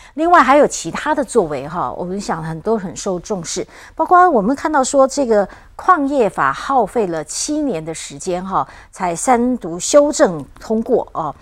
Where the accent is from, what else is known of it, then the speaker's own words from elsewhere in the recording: Taiwan; 我们台湾也也会很有兴趣哦